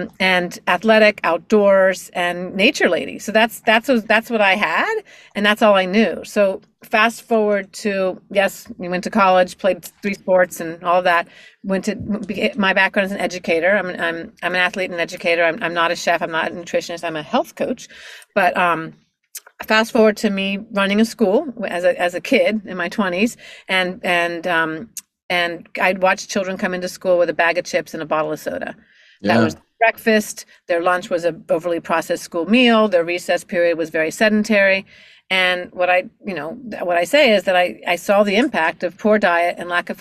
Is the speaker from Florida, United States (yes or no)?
yes; Miami, Florida, United States; I'm born and raised in Miami, Florida, and actually my parents are from Pittsburgh